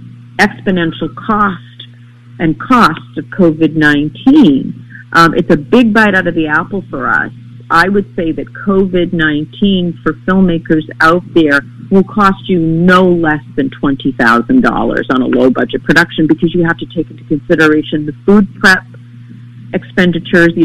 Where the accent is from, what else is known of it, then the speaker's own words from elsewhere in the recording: Maine, United States; I experienced a great humanity growing up in Maine